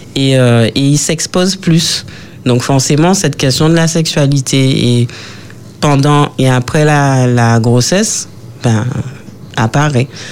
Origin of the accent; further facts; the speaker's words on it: Martinique; chez nous en Martinique